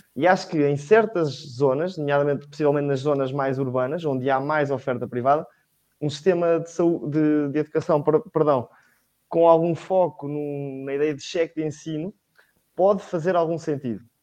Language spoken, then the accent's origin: Portuguese; Leiria, Leiria District, Portugal; tenho 18 anos, estou, sou de Leiria